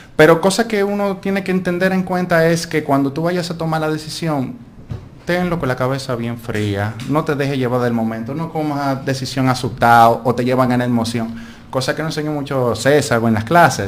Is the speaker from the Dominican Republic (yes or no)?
yes; Dominican Republic; moved away as an adult; also born or lived in Spain